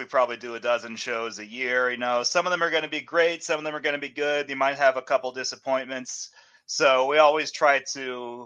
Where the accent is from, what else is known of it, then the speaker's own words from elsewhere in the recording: Northern Virginia, United States; now in Arkansas, United States; I'm originally from Northern Virginia